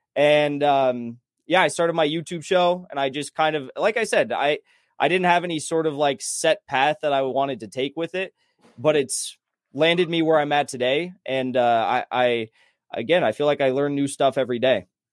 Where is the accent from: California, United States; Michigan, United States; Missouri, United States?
California, United States; San Clemente; moved away as an adult; now in Los Angeles, United States; I grew up in San Clemente, California. I lived there till I was, like, twenty, twenty-one